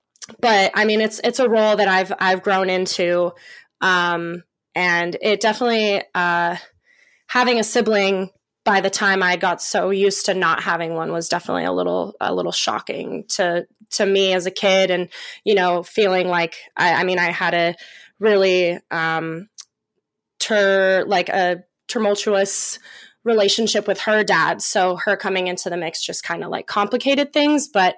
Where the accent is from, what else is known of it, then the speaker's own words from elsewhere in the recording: Oregon, United States; also born or lived in Bend; So I have been born and raised in Oregon. I was born in Bend, Oregon. And my mom was very young, so we lived with my grandparents there until I was 5. And then my mom moved me down to Southern Oregon